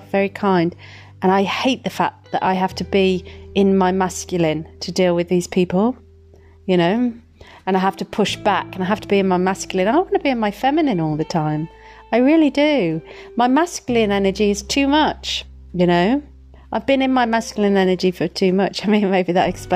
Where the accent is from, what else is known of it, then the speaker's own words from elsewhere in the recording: Midlands, United Kingdom; Where I'm from. So Midlands, babes. Midlands. Yeah, when I'm a little bit tipsy, my accent's really strong